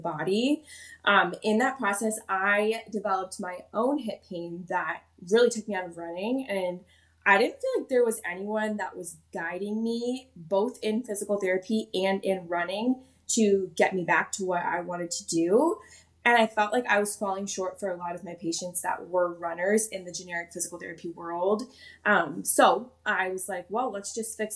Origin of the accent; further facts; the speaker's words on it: Midwest, United States; I grew up in the Midwest